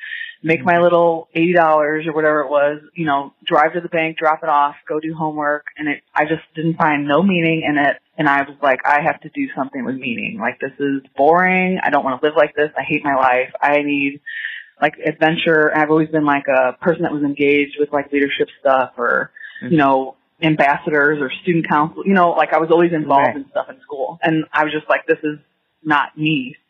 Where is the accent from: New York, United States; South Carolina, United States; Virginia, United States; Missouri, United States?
Missouri, United States; Ferguson; I grew up in Ferguson, Missouri, which is a little bit outside of St. Louis.